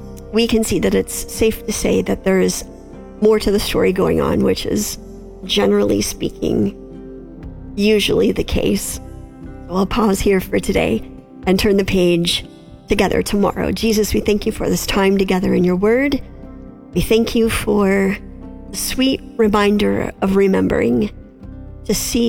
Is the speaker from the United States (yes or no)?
yes; the North, United States; now in Middle Tennessee, United States; we live in Middle Tennessee, and I've learned in the South that the culture is just very different than what it was growing up in the North